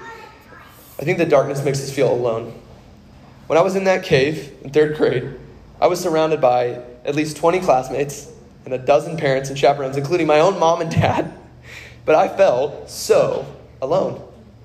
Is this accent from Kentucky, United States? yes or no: yes; Kentucky, United States; I grew up in Kentucky